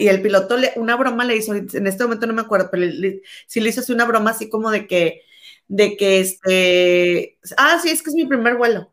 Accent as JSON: {"language": "Spanish", "town": "Monterrey", "region": "Nuevo León", "country": "Mexico", "moved": "yes", "said": "tú y yo somos mexicanas, pero no vivimos ahí."}